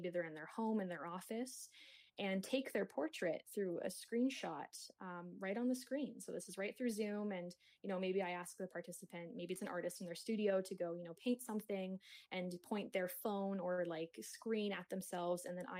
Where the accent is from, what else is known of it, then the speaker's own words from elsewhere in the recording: Kingston, Ontario, Canada; It's just like a landscape of these lilacs outside of my hometown, Kingston, Ontario.